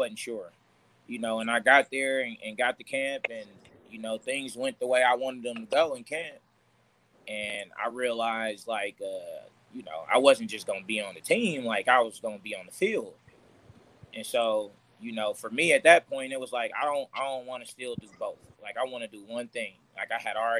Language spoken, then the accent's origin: English; Oakland, California, United States; it's my hometown